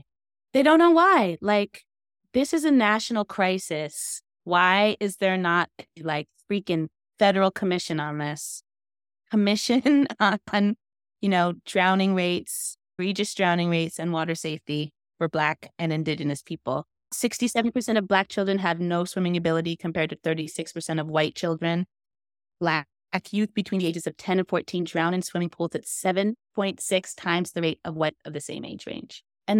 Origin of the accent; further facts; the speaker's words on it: Jamaica; And like me as a Jamaican to see snowboarders like embrace reggae, embrace.